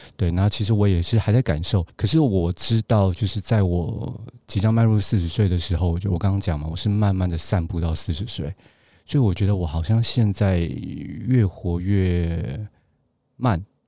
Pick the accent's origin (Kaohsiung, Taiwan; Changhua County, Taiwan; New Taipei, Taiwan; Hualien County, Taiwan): Kaohsiung, Taiwan; Gangshan; moved away as an adult; also born or lived in Taipei / Beijing; 我是冈山人，然后有时候又去台南，我外婆家在台南